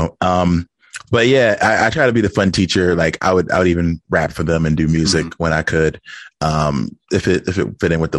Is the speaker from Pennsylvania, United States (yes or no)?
yes; Philadelphia, Pennsylvania, United States; I'm from Philadelphia